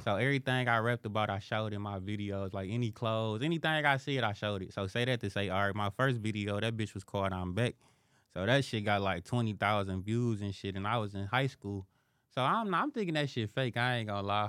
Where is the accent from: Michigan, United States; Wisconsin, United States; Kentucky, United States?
Michigan, United States; Detroit; born and raised in Detroit